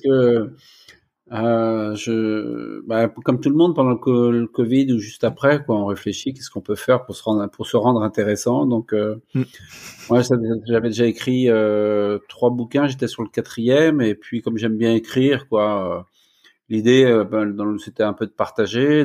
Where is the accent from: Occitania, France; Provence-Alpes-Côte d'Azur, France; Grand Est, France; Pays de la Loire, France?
Pays de la Loire, France; Angers; moved away as an adult; also born or lived in Rennes; je suis angevin, je suis né à Angers, j'ai fait mon premier cycle, deuxième cycle de médecine à, à Angers